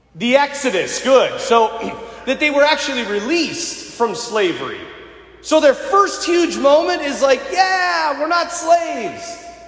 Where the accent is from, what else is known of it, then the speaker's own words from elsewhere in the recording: United States; As Americans today